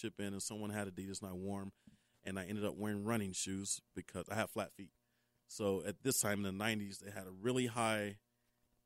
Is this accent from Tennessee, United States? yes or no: yes; Memphis, Tennessee, United States; moved away; I grew up in Memphis, and you didn't leave Memphis